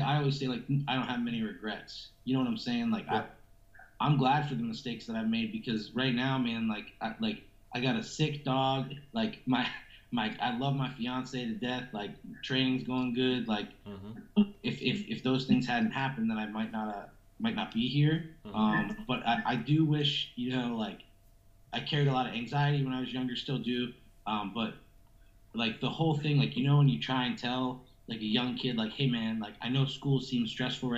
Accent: Stratham, New Hampshire, United States; moved away as an adult; also born or lived in Worcester, Massachusetts; now in Ohio, United States; I grew up in Stratham, New Hampshire

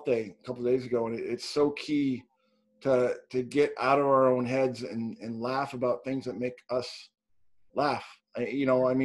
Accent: Canada; also born or lived in Hong Kong; now in Washington, United States; Originally from Canada. I live in the States now. Born in Hong Kong, so I'm kind of a mutt

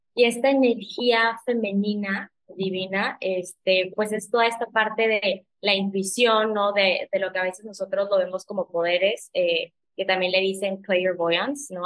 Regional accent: McAllen, Texas, United States; moved away as an adult; also born or lived in Torreón, Coahuila, Mexico; now in Playa del Carmen, Mexico; Yo soy originalmente de Torreón, pero viví toda mi vida en Texas, en McAllen

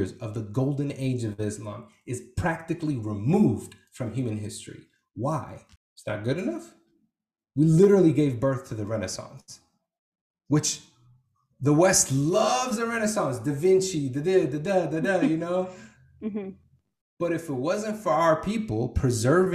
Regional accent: Iraq; moved away; I can't say I'm from Iraq.

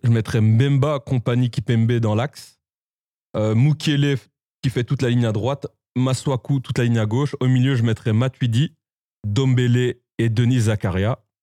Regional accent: Belgium; en tant que Belge

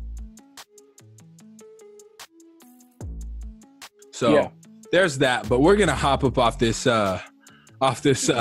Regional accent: Tacoma, Washington, United States; Hometown. The crazy thing is Tacoma's not really known for like a lot of food

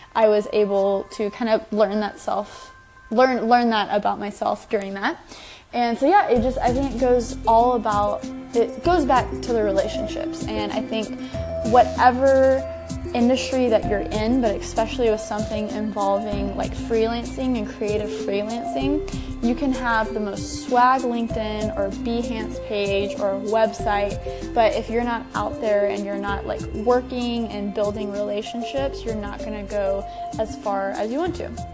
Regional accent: Texas, United States; I'm from Texas.

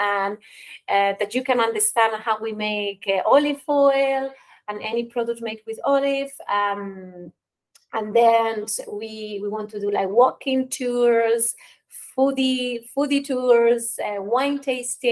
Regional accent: Spain; moved away as an adult; now in Ireland; I'm originally from Spain, but I spent the last 15 years working and living in Ireland.

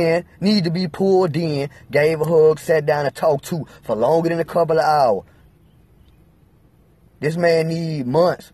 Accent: Alabama, United States; I'm from Alabama

